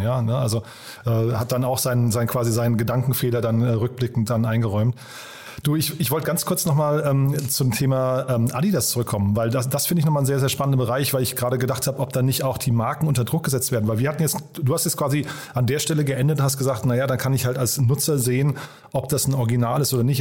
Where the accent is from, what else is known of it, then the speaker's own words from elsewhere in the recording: Berlin, Germany; Wir kommen ja alle aus Berlin